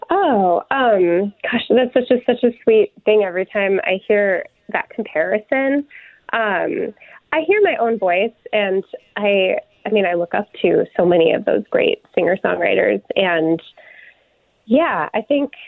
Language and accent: English; Tucson, Arizona, United States; moved away as an adult; also born or lived in Durban, South Africa / Seattle; now in Minneapolis, United States; I grew up in Tucson and then I moved to the Twin Cities for college